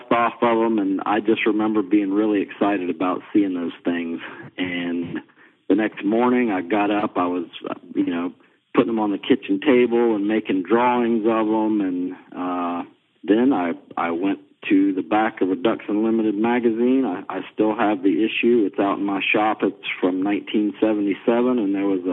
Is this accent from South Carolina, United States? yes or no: yes; Beaufort, South Carolina, United States; I grew up down in Beaufort, South Carolina